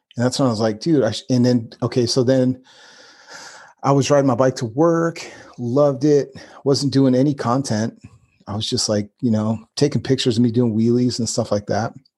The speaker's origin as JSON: {"language": "English", "region": "Northern California", "country": "United States", "tie": "born or raised there", "said": "we grew up both in NorCal"}